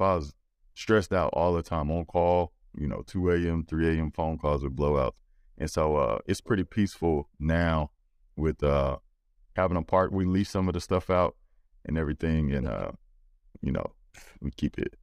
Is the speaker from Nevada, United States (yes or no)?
no; Louisiana, United States; I'm from Louisiana